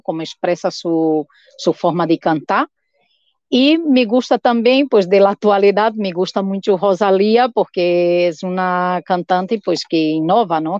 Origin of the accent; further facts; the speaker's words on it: Olinda, Pernambuco, Brazil; now in Bilbao, Spain; Eu sou de Olinda, a terra do Maracatu